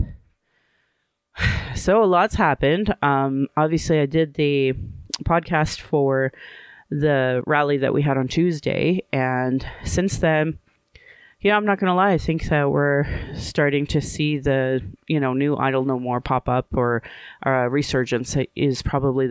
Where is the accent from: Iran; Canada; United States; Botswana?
Canada; Calgary, Alberta; here in Calgary